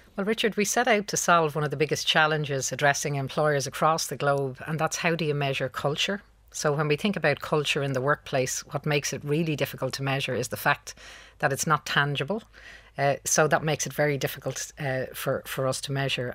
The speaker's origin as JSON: {"language": "English", "town": "Dublin", "region": "Leinster", "country": "Ireland", "tie": "born or raised there", "said": "I'm from Dublin. Uh, I grew up in Beaumont."}